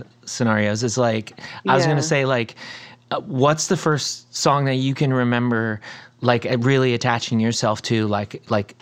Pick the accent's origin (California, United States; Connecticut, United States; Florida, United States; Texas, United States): Florida, United States; Port Charlotte; I grew up in Port Charlotte, Florida